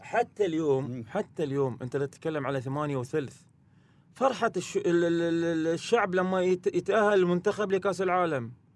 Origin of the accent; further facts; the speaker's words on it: Qatar; هنا في قطر